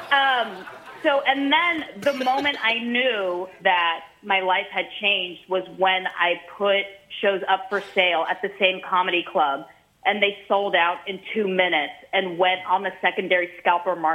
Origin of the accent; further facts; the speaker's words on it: San Francisco, California, United States; when I warmed up for my special in my hometown, San Francisco, I did four shows at this comedy club that was a 400 seater